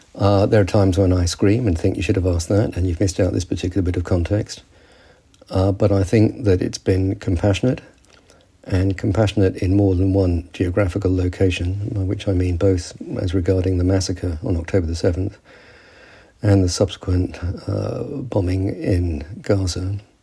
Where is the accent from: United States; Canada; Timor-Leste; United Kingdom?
United Kingdom; I'm British because my father fought with the British Army